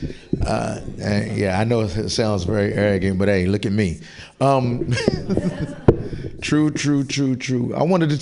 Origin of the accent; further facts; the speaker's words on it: Kentucky, United States; I grew up in Kentucky, so I used to pick up turtles and snakes